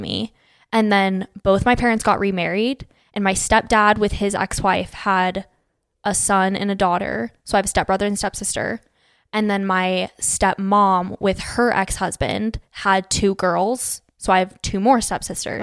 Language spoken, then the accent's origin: English; Phoenix, Arizona, United States; moved away as an adult; now in Utah, United States; I was born and raised in Phoenix, Arizona, lived there from till I was eighteen